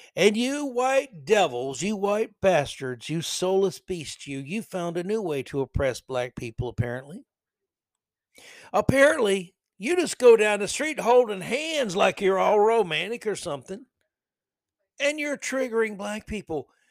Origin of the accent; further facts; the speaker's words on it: New York City, New York, United States; I'm from New York City